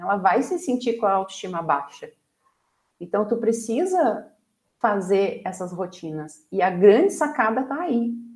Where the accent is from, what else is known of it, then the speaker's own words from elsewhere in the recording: Brazil; como brasileiros